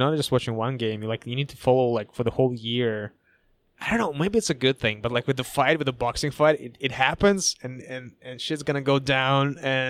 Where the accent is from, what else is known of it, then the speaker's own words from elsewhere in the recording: California, United States; moved away as an adult; also born or lived in Toronto; I'm from California.